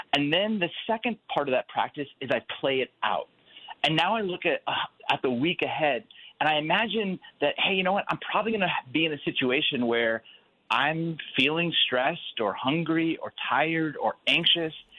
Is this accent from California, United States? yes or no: yes; California, United States; also born or lived in Chicago; now in Phoenix, United States; I'm originally from California, but I'm in Phoenix, Arizona.